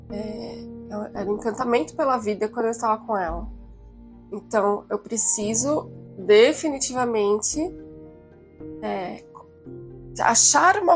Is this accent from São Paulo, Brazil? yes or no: yes; São Paulo, Brazil; Eu vim de São Paulo e, e tô no interior num, num, num conceito assim completamente diferente.